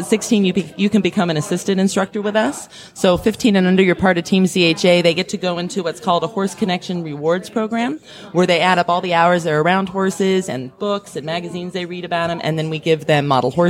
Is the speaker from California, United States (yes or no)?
yes; California, United States; I'm Californian